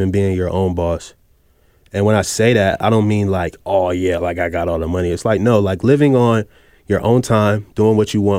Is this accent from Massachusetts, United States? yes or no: no; Virginia, United States; And I'm from Virginia too.